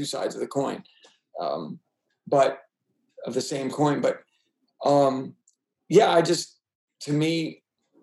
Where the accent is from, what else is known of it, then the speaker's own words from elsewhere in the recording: New York City, New York, United States; moved away; I was from New York City. I mean, we in high school, junior high school, we lived in the suburbs, but I'm kind of like, it was a city kid mentality.